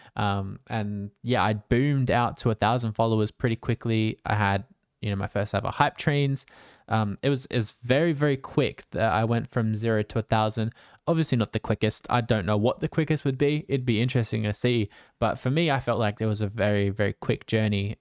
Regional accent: Australia; I'm Australian, so I stream at nighttime for me after I finish work

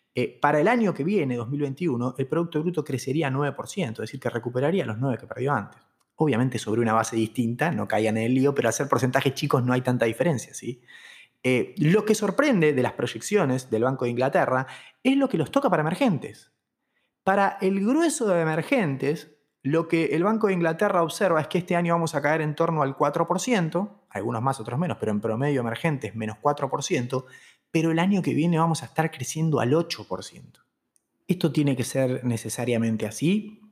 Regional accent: Argentina

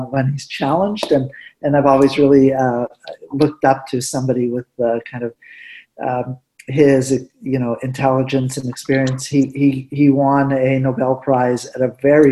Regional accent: Winnipeg, Manitoba, Canada; first language Spanish; English is a second language; also born or lived in Morocco; I was just lucky again to be hired back in my hometown of Winnipeg

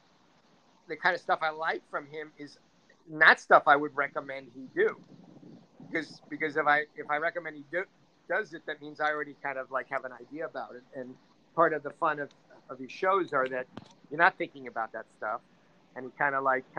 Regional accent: United States; now in Spain; as an American

